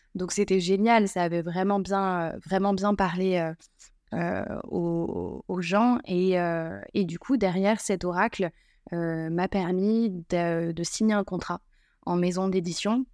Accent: northern France, France; je suis originaire du nord de la France

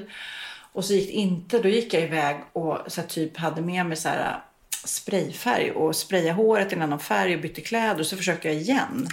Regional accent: Sweden; vi svenskar

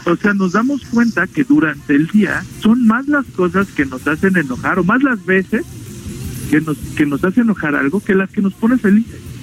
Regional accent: Mexico

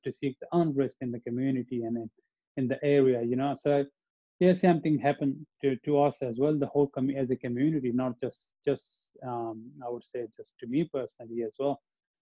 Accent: Abbottabad, Khyber Pakhtunkhwa, Pakistan; English is a second language; moved away as an adult; also born or lived in Melbourne, Australia; now in Australia; my hometown, you know, Abbottabad

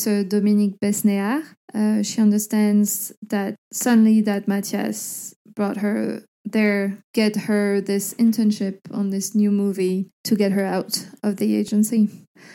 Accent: Brittany, France; moved away; also born or lived in Paris; growing up in Brittany in the northwest of France.

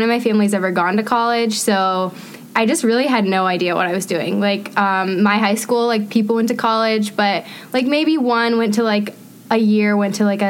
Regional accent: Lisbon, Maine, United States; moved away as an adult; now in Washington, D.C., United States; So growing up in Maine

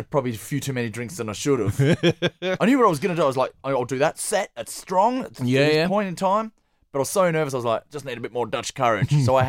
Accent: Perth, Western Australia, Australia; moved away as an adult; also born or lived in Sydney / Melbourne; I'm from Perth.

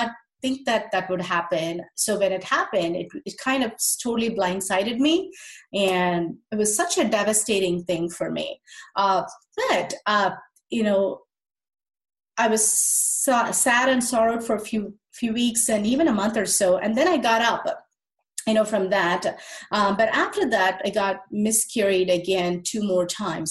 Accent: India; moved away; I'm originally from India

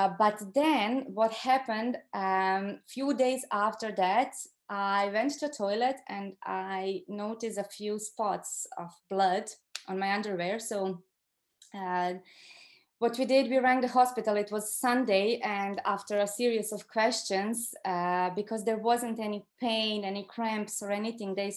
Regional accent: Croatia; moved away as an adult; now in Ireland; I'm from Croatia originally

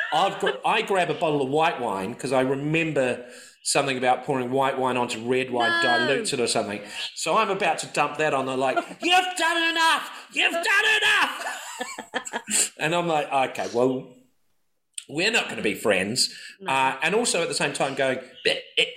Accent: New Zealand; I'm from New Zealand

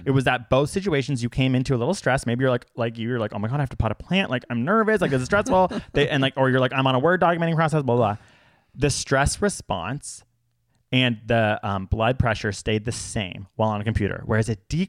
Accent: Canada; we're Canadian.

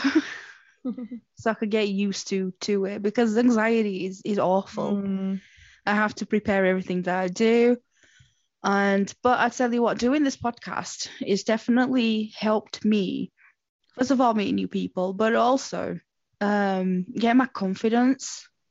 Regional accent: Portugal; moved away; I grew up in Portugal

